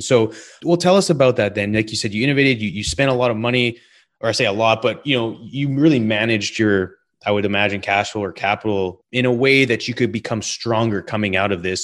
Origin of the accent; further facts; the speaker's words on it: British Columbia, Canada; I grew up in British Columbia. in the mountains